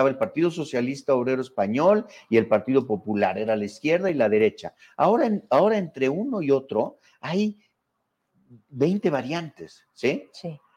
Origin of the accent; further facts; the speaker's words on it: Mexico; mexicanos no habíamos experimentado la democracia propiamente.